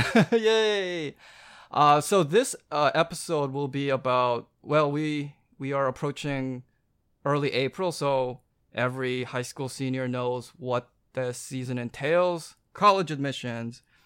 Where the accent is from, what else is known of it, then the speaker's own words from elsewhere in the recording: Vancouver, British Columbia, Canada; moved away as an adult; I grew up in Vancouver